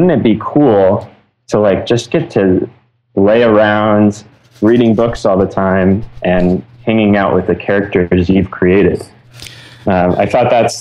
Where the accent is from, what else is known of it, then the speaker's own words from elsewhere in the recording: Carpinteria, California, United States; I grew up in Carpinteria, and then I went to school at a little college called Westmont College